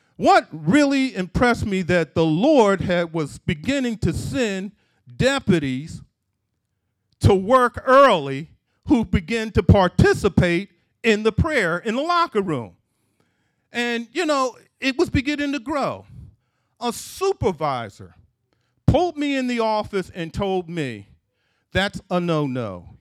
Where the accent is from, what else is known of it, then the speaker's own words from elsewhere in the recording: Philadelphia, Pennsylvania, United States; Growing up in Philadelphia, in, in, in, in my parents' house